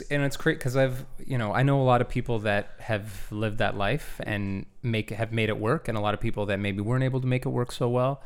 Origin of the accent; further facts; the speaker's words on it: Gananoque, Ontario, Canada; now in Toronto, Canada; I was born here in Toronto, but, uh, I grew up in a town called, uh, Gananoque